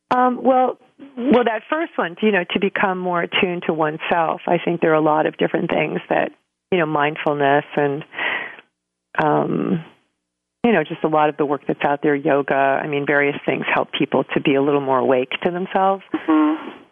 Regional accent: New York City, New York, United States; moved away; also born or lived in Santa Fe, New Mexico; I'm from New York originally

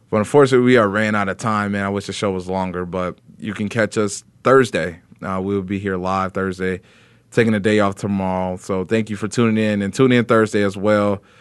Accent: Indianapolis, Indiana, United States; where I grew up in in Indianapolis

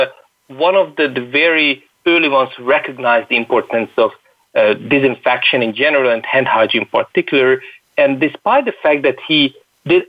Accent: Hungary; I come from Hungary, a remote country, far out in Europe.

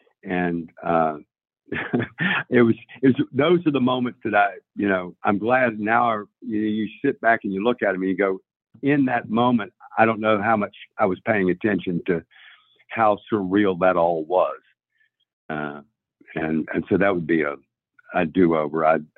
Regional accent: Nashville, Tennessee, United States; I'm from Nashville, Tennessee.

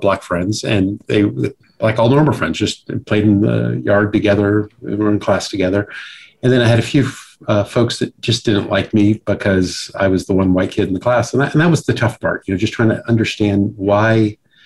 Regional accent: Richmond, Virginia, United States; also born or lived in Fairfax, Virginia; I was raised in Virginia, Richmond, Virginia, and then Fairfax, Virginia.

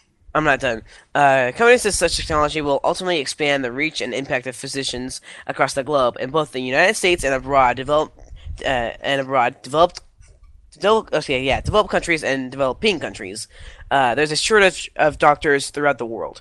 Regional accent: Canada; I'm Canadian

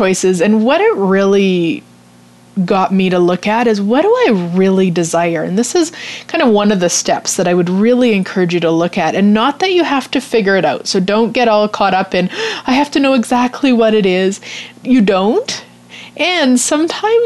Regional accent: Canada; We're Canadian, or actually my husband's from England, but we live in Canada

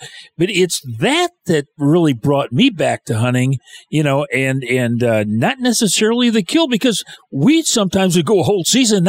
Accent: Michigan, United States; I was raised in Michigan and hunted a lot in northern Michigan for white-tailed deer.

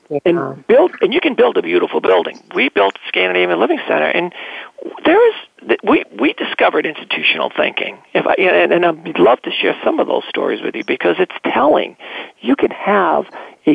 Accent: United States; being the American that I was

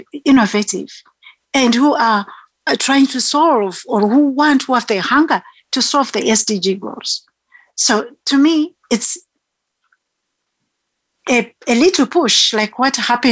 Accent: Zimbabwe; now in South Africa; I'm a South African citizen, but Zimbabwean born.

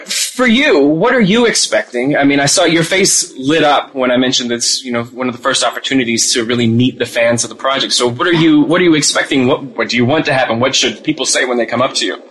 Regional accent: Philadelphia, Pennsylvania, United States; I'm from Philadelphia

